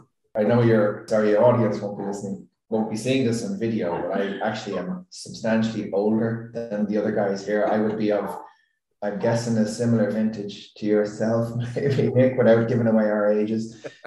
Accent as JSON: {"language": "English", "town": "Dublin", "region": "Leinster", "country": "Ireland", "moved": "yes", "lives_now": "Galway, Ireland", "said": "I'm from Dublin and I moved down to Galway"}